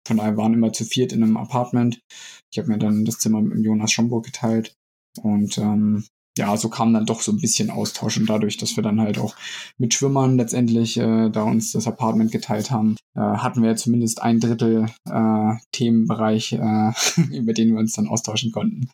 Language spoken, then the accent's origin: German; Lehrte, Lower Saxony, Germany; moved away as an adult; also born or lived in Hildesheim / Saarbrücken; ansonsten komme ich aus Niedersachsen, bin in Hildesheim geboren, Lehrte aufgewachsen